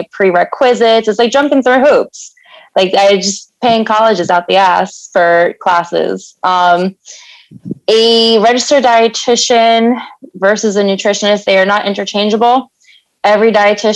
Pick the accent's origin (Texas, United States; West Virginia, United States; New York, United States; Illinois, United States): New York, United States; New York City; I am from New York City. I'm located up in Washington Heights